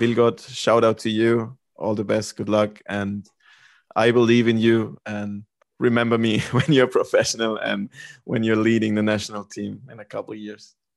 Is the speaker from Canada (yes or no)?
no; Germany; moved away as an adult; also born or lived in North Carolina, United States / Sweden; I lived in Germany. I'm from Germany